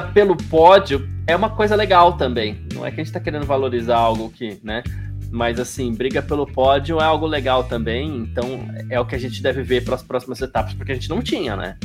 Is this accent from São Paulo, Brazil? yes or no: yes; São Paulo, Brazil; que sou do Bexiga